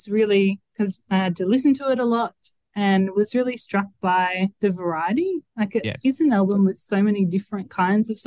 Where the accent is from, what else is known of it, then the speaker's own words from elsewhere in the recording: Adelaide, South Australia, Australia; I'm from Adelaide